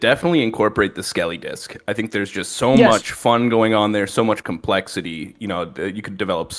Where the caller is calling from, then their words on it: Austin, Texas, United States; moved away; I'm calling from Austin, Texas.